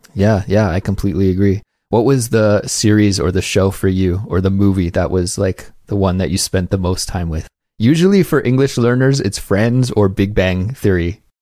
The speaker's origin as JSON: {"language": "English", "country": "Canada", "moved": "yes", "lives_now": "Korea", "said": "as a Canadian, I had to take second language classes as well"}